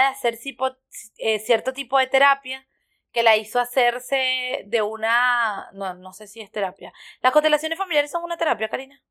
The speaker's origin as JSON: {"language": "Spanish", "country": "Venezuela", "moved": "yes", "said": "soy venezolano"}